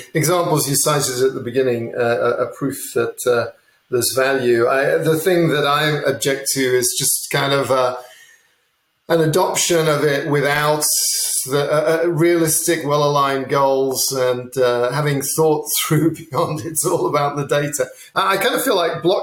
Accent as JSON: {"language": "English", "region": "England", "country": "United Kingdom", "tie": "born or raised there", "said": "I grew up in England"}